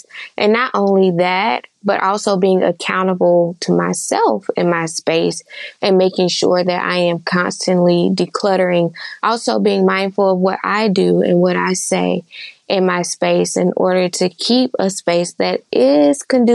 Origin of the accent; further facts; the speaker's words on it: Charlotte, North Carolina, United States; I am from Charlotte, North Carolina.